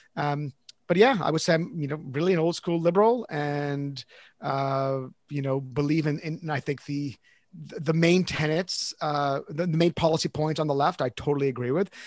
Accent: Canada; I'm Canadian

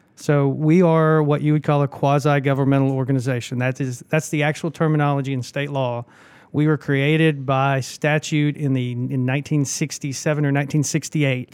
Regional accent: Birmingham, Alabama, United States; moved away as an adult; also born or lived in Huntsville, Alabama / Nashville, Tennessee / Atlanta, Georgia / Russia; now in Augusta, United States; I grew up in Birmingham, Alabama

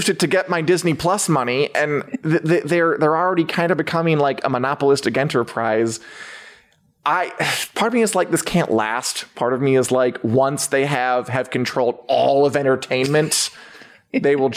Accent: New Zealand; I'm just here being Kiwi.

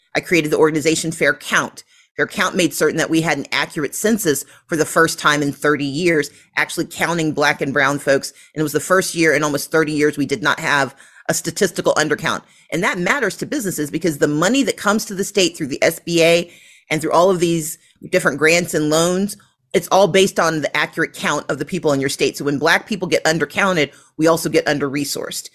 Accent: Mississippi, United States; now in Georgia, United States; I grew up in Mississippi

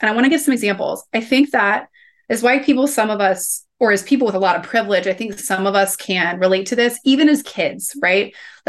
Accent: Midwest, United States; well, where I grew up in the Midwest, I sometimes say like, it's almost like having feelings was a little bit like catching chicken pox.

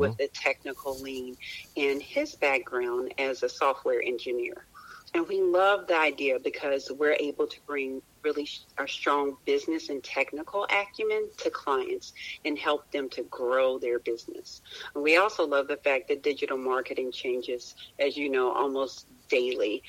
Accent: Roanoke, Virginia, United States; I was born in Roanoke, Virginia

